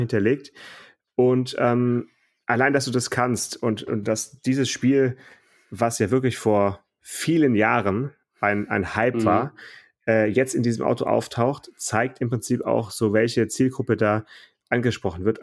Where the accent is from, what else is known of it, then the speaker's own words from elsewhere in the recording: Stuttgart, Baden-Württemberg, Germany; in meiner Kindheit, in meiner Jugend, E-Klasse in Stuttgart